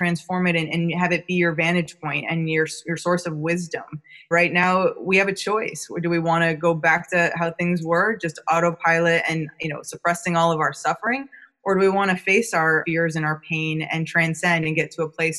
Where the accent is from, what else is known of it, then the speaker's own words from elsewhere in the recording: New York, United States; now in California, United States; I'm from New York, but I've been living out in California for a long time